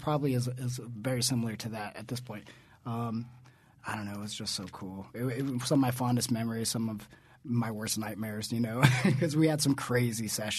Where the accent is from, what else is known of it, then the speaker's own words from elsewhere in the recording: Southern California, United States; I came from Southern California. I started EWF, very small company, even smaller than it is now.